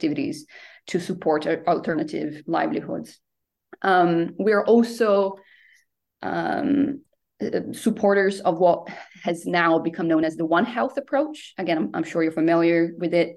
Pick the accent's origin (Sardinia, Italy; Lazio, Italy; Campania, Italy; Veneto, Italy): Veneto, Italy; Venice; moved away; my home country, Italy. I'm originally from Venice